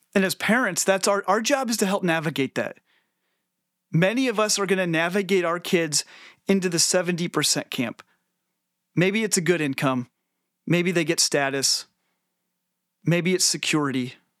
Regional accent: Northwest Illinois, United States; I grew up in Northwest Illinois uh, in the 90s

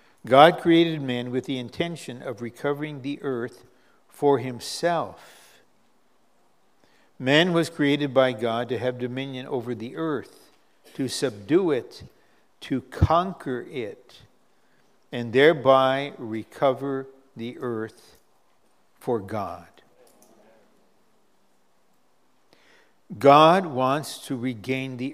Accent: United States; now as an American, I got to live in that crazy political situation.

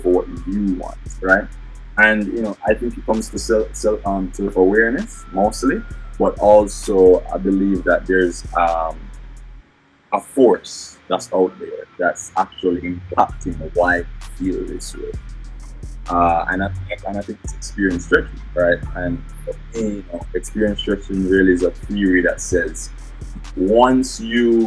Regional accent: Kingston, Jamaica; accent: Jamaican; now in North Carolina, United States; I come from Kingston, Jamaica. Now I live in the United States. I'm in North Carolina at the moment

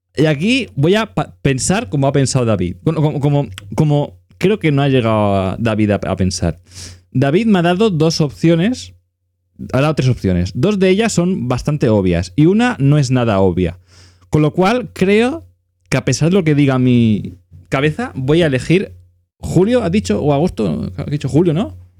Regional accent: Catalonia, Spain; mi pueblo tenemos, somos el segundo pueblo con el agua más cara de toda Cataluña

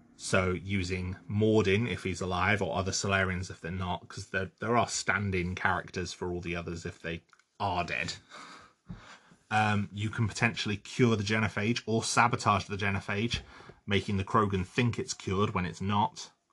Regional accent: London, United Kingdom; moved away; I was born outside of London and grew up very, very close to London

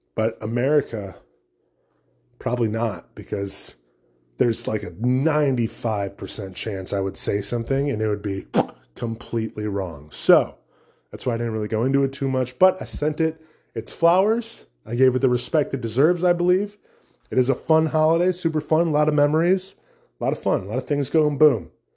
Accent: United States; As an American

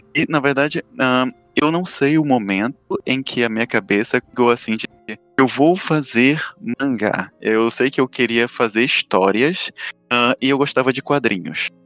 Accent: Amapá, Brazil; eu nasci lá no Mapá, lá no norte.

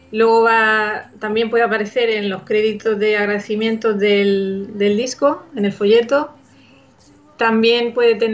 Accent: Murcia, Region of Murcia, Spain; es una cantautora, soy de Murcia

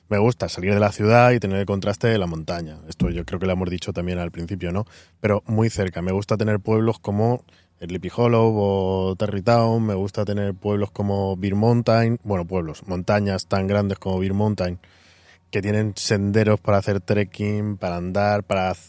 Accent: Spain; now in New York, United States; al decirle mm, de dónde soy, de España, y dónde vivís, bueno, le he dicho, llevamos tres años viviendo aquí en Nueva York.

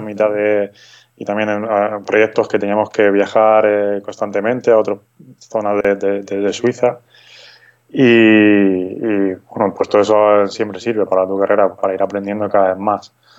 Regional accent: Madrid, Community of Madrid, Spain; moved away as an adult; also born or lived in Frankfurt, Germany / Zurich, Switzerland; now in Granada, Spain; soy original realmente de Madrid, de, España

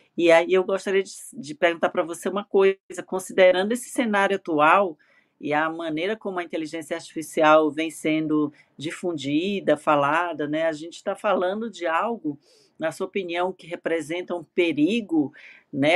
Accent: Maranhão, Brazil; moved away as an adult; now in São Paulo, Brazil; moro em São Paulo, sou do Maranhão, mas eu sou paulistana há 20 anos de coração

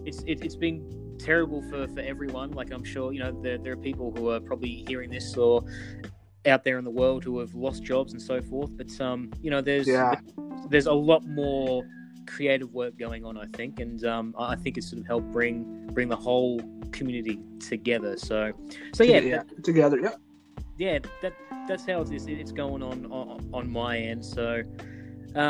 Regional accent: Australia; accent: Hugh Jackman; from my accent, I'm from Australia.

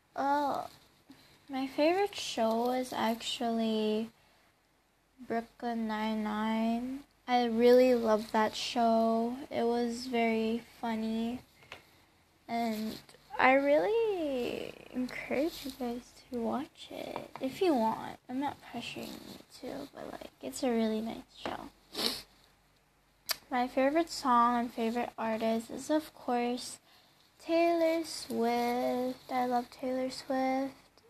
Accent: Baguio, Cordillera Administrative Region, Philippines; I was born in Philippines, Baguio City

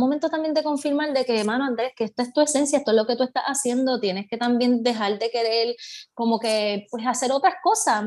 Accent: Puerto Rico; accent: Puerto Rican; moved away; te presentan como puertorriqueña

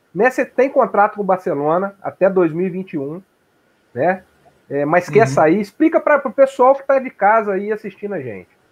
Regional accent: Além Paraíba, Minas Gerais, Brazil; moved away; Além Paraíba, minha terra natal

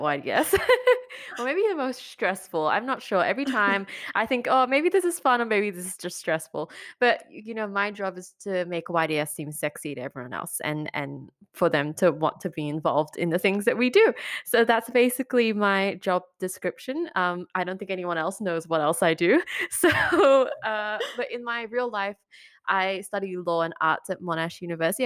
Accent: Malaysia; I come from Malaysia too

